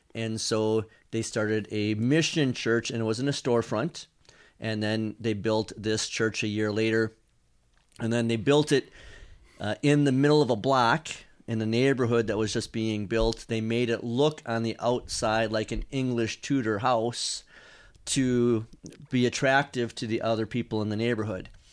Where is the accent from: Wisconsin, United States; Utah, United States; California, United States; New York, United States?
Wisconsin, United States; now in Kentucky, United States; I grew up in Wisconsin